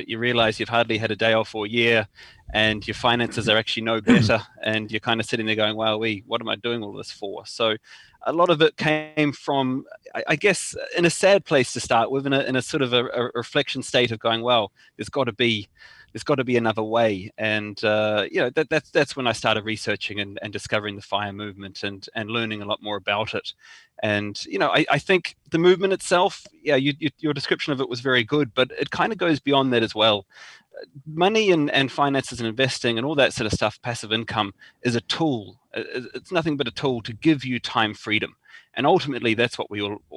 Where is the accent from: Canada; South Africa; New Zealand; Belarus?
New Zealand; moved away as an adult; now in Ireland; I'm originally from New Zealand. I've been living here in Ireland now for almost 10 years